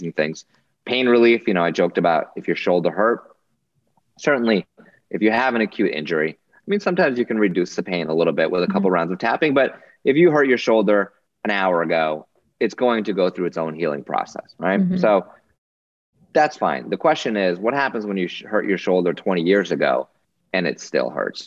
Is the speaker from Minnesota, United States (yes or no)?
no; Newtown, Connecticut, United States; my hometown of Newtown, Connecticut